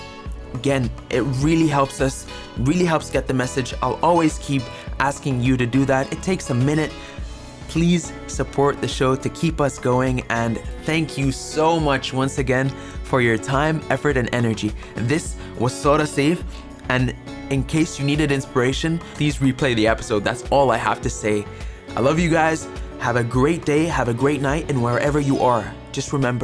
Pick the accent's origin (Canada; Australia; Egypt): Egypt; I was brought up in Egypt